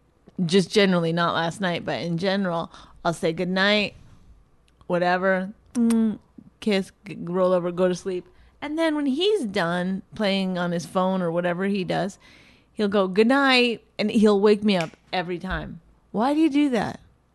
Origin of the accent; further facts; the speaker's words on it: Canada; But I'm Canadian, so that happens.